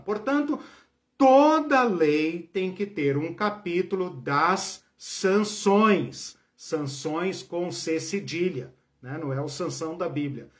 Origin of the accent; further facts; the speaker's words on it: Brazil; Nós somos brasileiros.